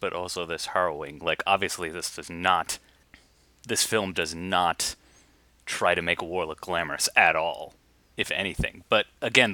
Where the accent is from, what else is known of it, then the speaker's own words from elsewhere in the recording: United States; as an American